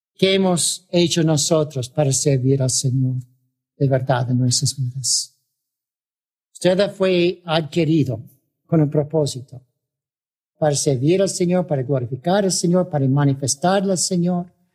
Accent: United States; Como americanos debemos comprometernos a ayudar a otros americanos si hay necesidad

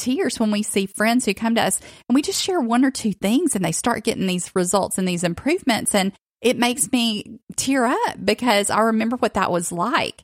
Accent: the South, United States; I grew up in the South

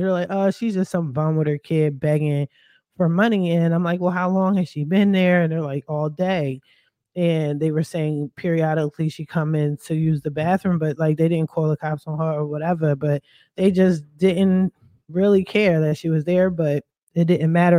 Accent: Philadelphia, Pennsylvania, United States; moved away; I'm a East Coast girl, I'm from Philly

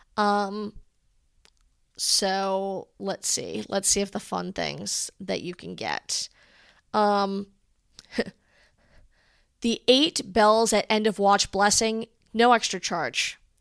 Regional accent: Rhode Island, United States; I come from Rhode Island.

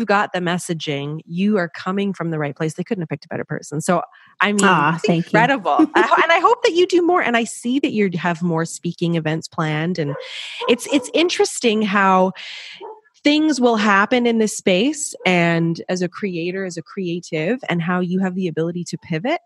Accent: near Montreal, Quebec, Canada; growing up in Quebec, in close to Montreal, very close

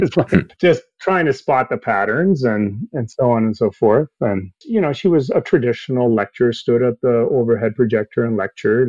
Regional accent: Canada; English is a second language; also born or lived in Sweden; I was born in Sweden and we immigrated to Canada when I was eight years old.

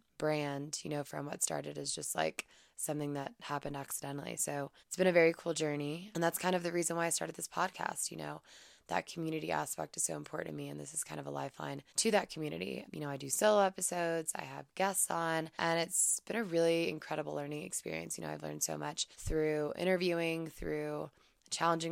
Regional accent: Madison, Alabama, United States; moved away as an adult; also born or lived in Auburn, Alabama; now in Breckenridge, United States; I am from Madison, Alabama originally, currently living in Breckenridge, Colorado

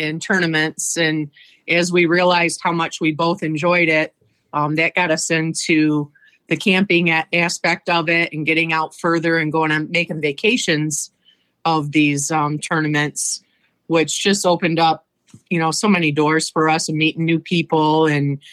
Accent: Michigan, United States; We're from Michigan

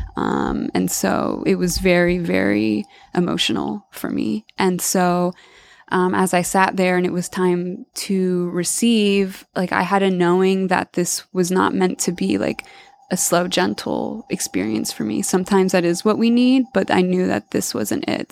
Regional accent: Alabama, United States; moved away; also born or lived in Washington / Costa Rica; I grew up in Alabama and I moved away

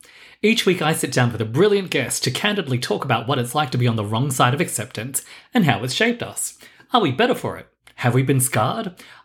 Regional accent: Melbourne, Victoria, Australia; accent: mixture of Australian, London and New York; also born or lived in London; now in New York, United States; raised in Melbourne, Australia, I matured in London, and now I'm living the glory years in New York. My accent does tend to throw people, and just so we don't get too hung up on it, it's a mixture of everything I just said.

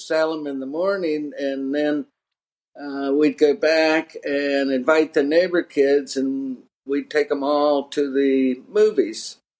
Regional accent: Kirkland, Washington, United States; started there in Kirkland and then moved to the adjacent city.

